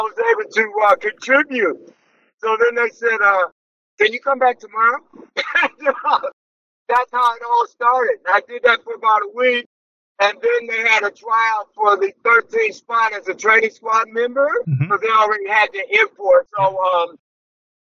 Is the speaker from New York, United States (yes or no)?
yes; New York, United States; moved away as an adult; now in Australia; I'm from New York